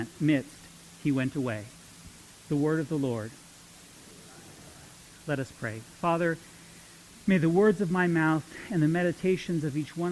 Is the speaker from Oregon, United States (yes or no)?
no; Modesto, California, United States; now in Visalia, United States; I grew up in Modesto